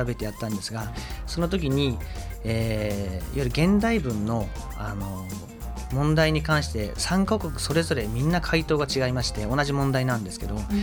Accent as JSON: {"language": "Japanese", "region": "Fukuoka", "country": "Japan", "tie": "born or raised there", "also_born_or_lived": "Aichi", "moved": "as an adult", "said": "福岡出身です"}